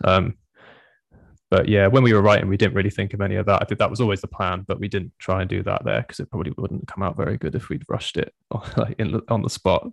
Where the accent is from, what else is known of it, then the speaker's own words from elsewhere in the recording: Swindon, South West England, United Kingdom; we're all from Swindon